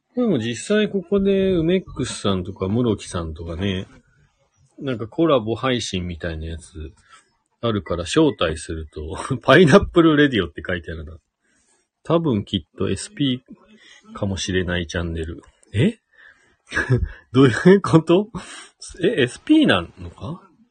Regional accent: Shizuoka, Japan; now in Hakuba, Japan; もともとは静岡県出身

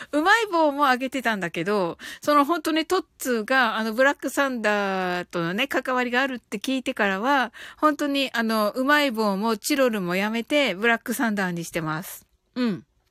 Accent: Kyushu, Japan

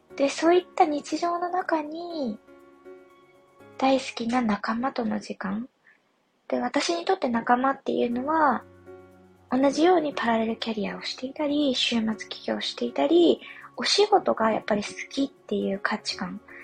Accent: Yamagata, Japan; moved away; 地元が山形なので山形の記憶

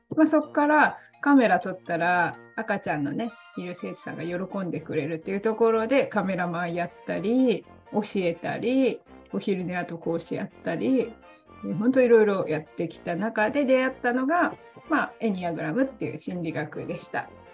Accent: Chiba, Japan; moved away as an adult; also born or lived in Nara / Osaka / Okayama / Nagoya; now in Indonesia; 奈良で生ま、生まれて、親も転勤族で、千葉で育って

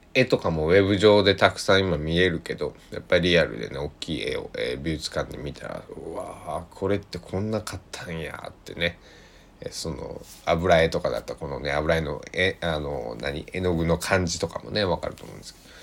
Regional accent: Kochi, Japan; 地元の高知

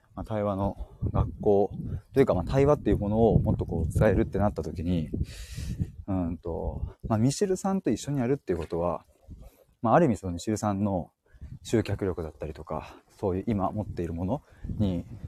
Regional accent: Chiba, Japan; 僕は千葉県に住んでます。

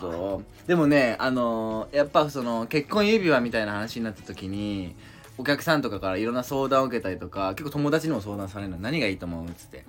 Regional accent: Iwate, Japan; 俺らの地元岩手県は、かもめの卵を釣って

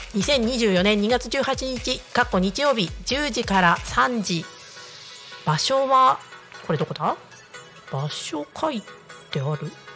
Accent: Niigata, Japan; moved away as an adult; now in Tako, Japan; 地元が新潟なんですよ新潟市で。でやっぱちっちゃい頃から雪降るの結構当たり前

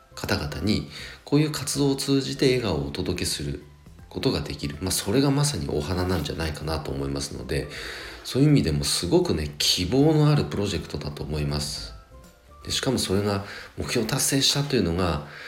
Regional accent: Nagano, Japan; 僕のね長野地元長野

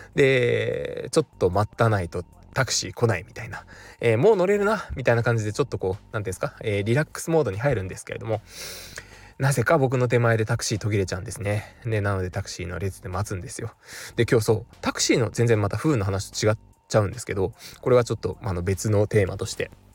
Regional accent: Fukuoka, Japan; moved away; 僕福岡地元なんですけれども

